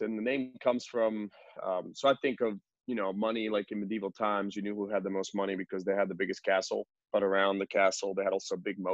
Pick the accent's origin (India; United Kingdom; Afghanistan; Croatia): Croatia; moved away as an adult; also born or lived in West Virginia; I came from Croatia when I was 18 and came to college